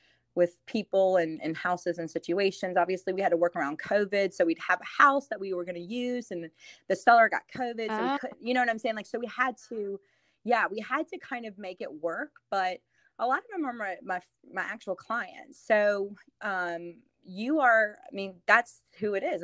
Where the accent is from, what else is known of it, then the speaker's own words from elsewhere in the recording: New Orleans, Louisiana, United States; also born or lived in Metairie, Louisiana / Nashville, Tennessee; I'm born and raised in New Orleans.